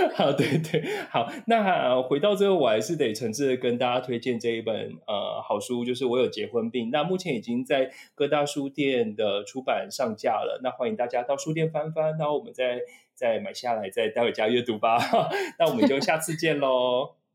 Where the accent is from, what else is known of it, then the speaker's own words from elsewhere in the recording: Taipei, Taiwan; 我老家内湖附近哪边有什么植物